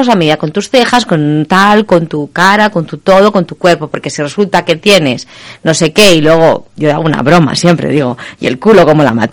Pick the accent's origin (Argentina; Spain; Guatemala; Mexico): Spain; somos españoles, aunque nos guste la comida internacional, somos españoles, no tenemos tanta tradición.